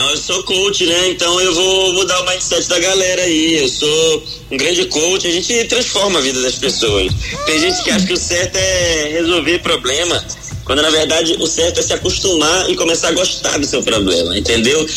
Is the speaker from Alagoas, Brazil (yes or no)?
no; Belém, Pará, Brazil; now in São Paulo, Brazil; Eu sou de Belém. Eu hum. sou de hum. Belém do Pará.